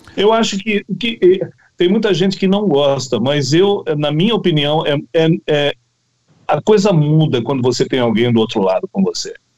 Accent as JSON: {"language": "Portuguese", "town": "Santa Bárbara d'Oeste", "region": "São Paulo", "country": "Brazil", "said": "eu fui para o interior paulista, porque eu sou de Santa Bárbara do Oeste"}